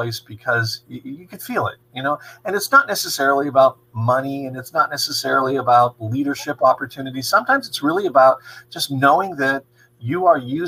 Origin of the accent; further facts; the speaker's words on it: Johnsonburg, Pennsylvania, United States; I'm from Johnsonburg originally